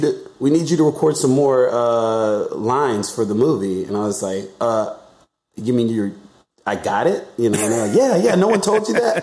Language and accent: English; Alabama, United States; now in Los Angeles, United States; I'm from Alabama, so I know I know that area